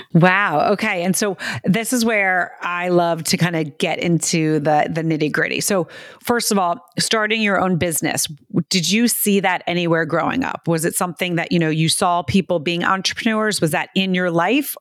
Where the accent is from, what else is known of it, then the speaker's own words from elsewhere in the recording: United States; also born or lived in New York City, United States; I grew up in America.